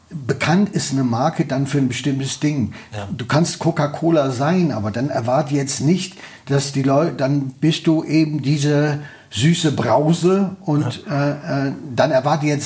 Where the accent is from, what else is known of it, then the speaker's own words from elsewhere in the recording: Münster, North Rhine-Westphalia, Germany; ich bin in, äh, äh, in der Nordstadt geboren im evangelischen Krankenhaus und äh, habe äh, ähm, ähm, die ersten drei Jahre meines Lebens